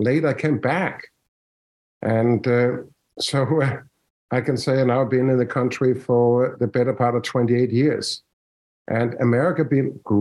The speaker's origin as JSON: {"language": "English", "country": "Denmark", "tie": "born or raised there", "moved": "as an adult", "lives_now": "Washington, United States", "said": "I'm from Denmark"}